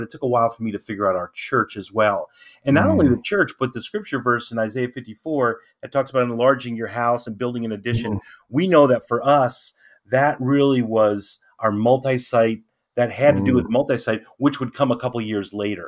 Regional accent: Lancaster County, Pennsylvania, United States; our area, we in Lancaster County is a unique kind of a place

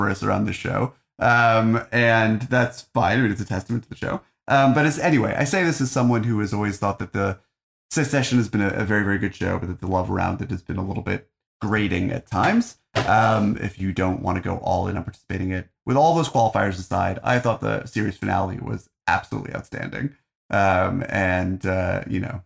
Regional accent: United States; as an American

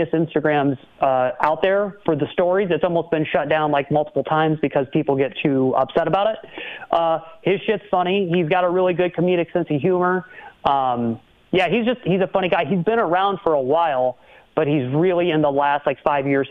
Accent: Madison, Wisconsin, United States; growing up in Madison

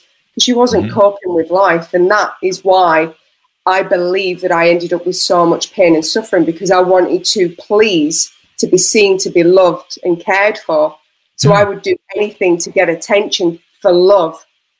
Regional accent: Yorkshire and the Humber, United Kingdom; Yeah, I'm not Australian, obviously. I'm from the north of England, where Yorkshire puddings are made.

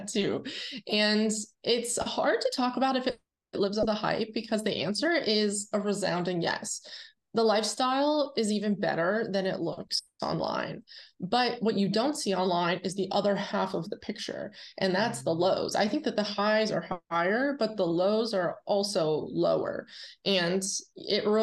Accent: Irwin, Pennsylvania, United States

